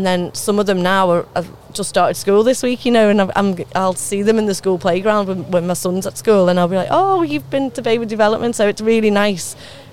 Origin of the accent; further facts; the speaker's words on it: the Wirral, North West England, United Kingdom; accent: Scouser; moved away as an adult; now in Basingstoke, United Kingdom; I'm from the Wirral originally. Yeah, moved down here about 10-12 years ago, but still got the accent.